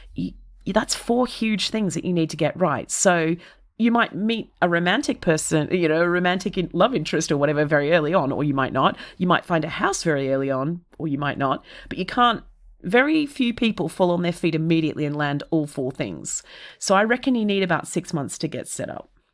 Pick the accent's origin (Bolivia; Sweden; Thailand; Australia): Australia; Melbourne, Victoria; first language English; moved away as an adult; now in London, United Kingdom; I'm an Australian that is from a temperate Australian city, which is to say, Melbourne